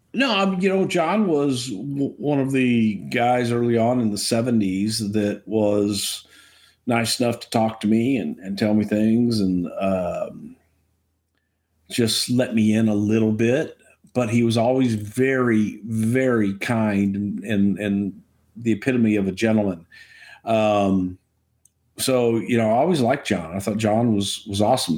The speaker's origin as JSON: {"language": "English", "town": "Houston", "region": "Texas", "country": "United States", "tie": "born or raised there", "said": "in Houston in my hometown"}